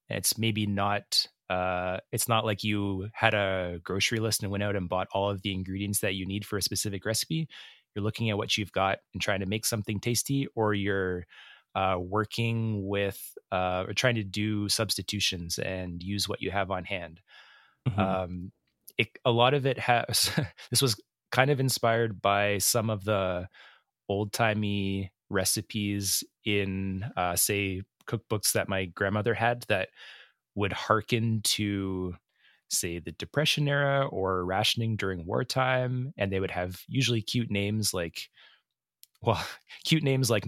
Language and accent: English; Edmonton, Alberta, Canada; I'm here with my friend …. Hi. Hey, …. We're two chefs from Edmonton, Alberta, Canada.